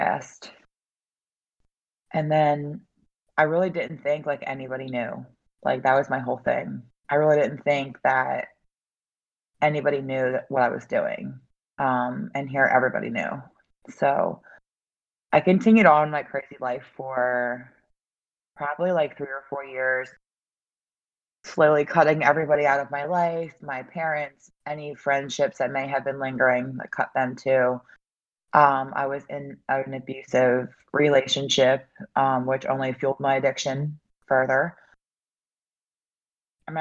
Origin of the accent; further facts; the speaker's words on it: Philadelphia, Pennsylvania, United States; also born or lived in Delaware County, Pennsylvania; I'm from the Philadelphia area